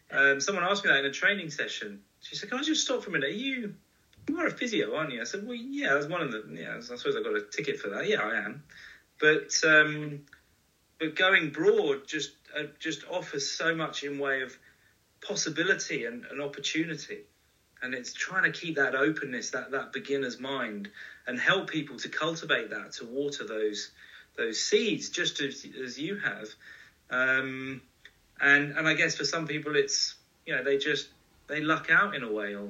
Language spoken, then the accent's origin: English; United Kingdom; as a Brit, we moan.